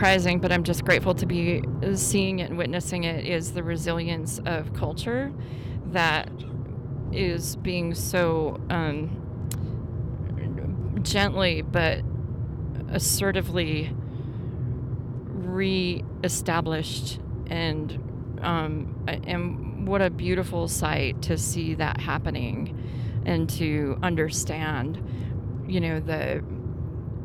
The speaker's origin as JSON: {"language": "English", "region": "Montana", "country": "United States", "tie": "born or raised there", "also_born_or_lived": "Virginia City, Montana", "said": "As a person growing up in Montana"}